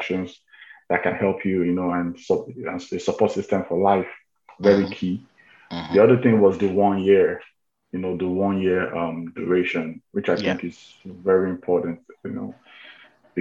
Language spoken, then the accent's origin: English; Nigeria; moved away as an adult; also born or lived in United States; I'm from Nigeria